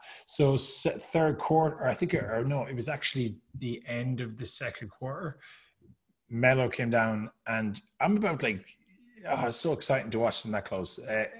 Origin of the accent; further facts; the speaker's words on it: Ireland; not to trash Irish people because I'm Irish, obviously